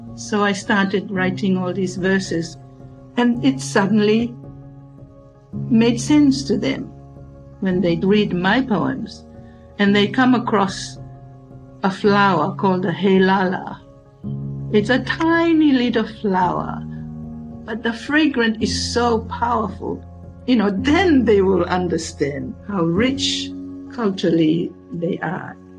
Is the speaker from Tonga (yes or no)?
yes; Tonga; first language Tongan; English is a second language; now in Suva, Fiji; I was born and raised in Tonga